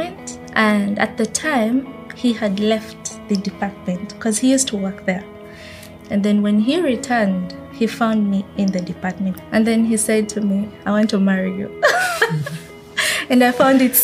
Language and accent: English; Western Region, Uganda; moved away as an adult; now in Seattle, United States; I grew up in the western part of Uganda